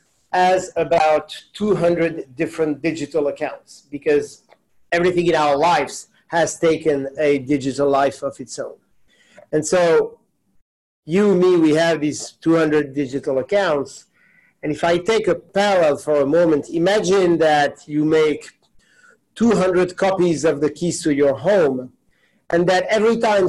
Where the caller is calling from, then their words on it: New York City, New York, United States; I am calling in from New York.